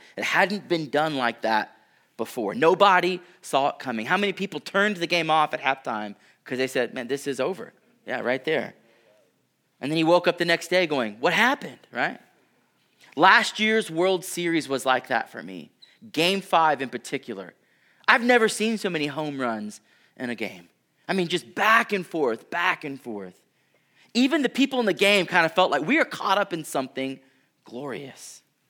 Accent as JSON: {"language": "English", "town": "Houston", "region": "Texas", "country": "United States", "tie": "born or raised there", "said": "I grew up in Houston, which is literally below sea level. I had never been anywhere else, and then I flew to Colorado"}